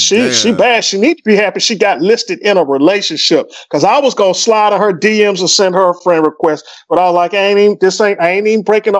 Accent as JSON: {"language": "English", "region": "the South", "country": "United States", "said": "I'm from the South."}